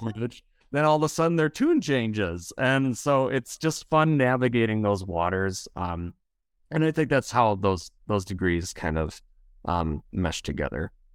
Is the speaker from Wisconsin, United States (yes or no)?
yes; Wisconsin, United States; accent: Wisconsin; I am from Wisconsin.